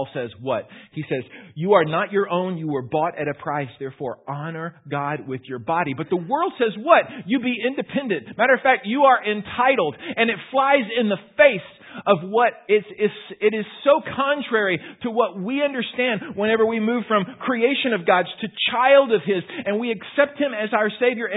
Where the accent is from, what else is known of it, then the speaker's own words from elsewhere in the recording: Houston, Texas, United States; moved away; I grew up in Houston.